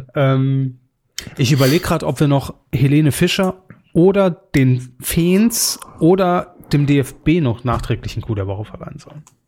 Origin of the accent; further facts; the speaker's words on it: Saarland, Germany; wir als Saarländer relativ nah an Frankreich dran sind